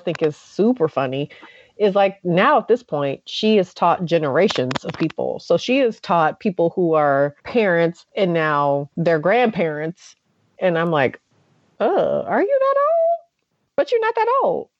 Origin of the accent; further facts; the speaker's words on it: Oakland, California, United States; I am from Oakland. I was born in Oakland. I was raised in Oakland